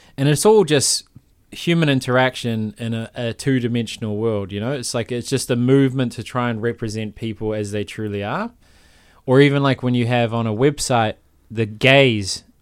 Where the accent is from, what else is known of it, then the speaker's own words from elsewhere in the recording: Palmerston North, Manawatū-Whanganui, New Zealand; I'm from Palmerston North, it's much worse